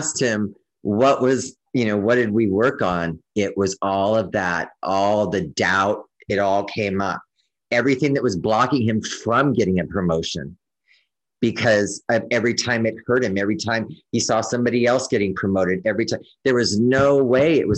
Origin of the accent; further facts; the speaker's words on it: California, United States; moved away as an adult; also born or lived in Oregon; I'm from California.